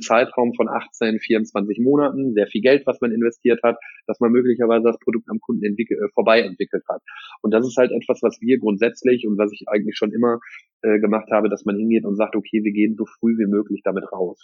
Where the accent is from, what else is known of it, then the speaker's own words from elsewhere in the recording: Geldern, North Rhine-Westphalia, Germany; ich komme aus Röhrt, also Geldern